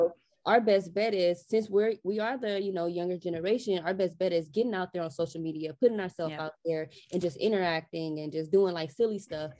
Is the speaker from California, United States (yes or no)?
yes; Los Angeles, California, United States; Keep in mind, we're from Los Angeles, so it's not like we have to ship product to actually complete our table.